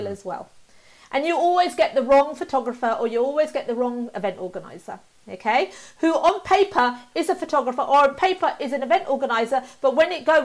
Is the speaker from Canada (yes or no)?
no; United Kingdom; I was born up in the UK and I'm British through and through